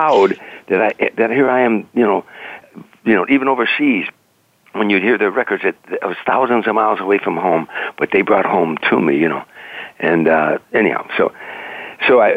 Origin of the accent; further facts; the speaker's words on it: Harvey, Illinois, United States; when I grew up in Harvey